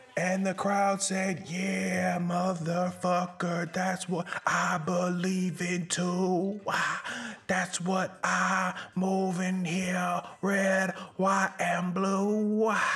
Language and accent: English; Omaha, Nebraska, United States; I'm from Omaha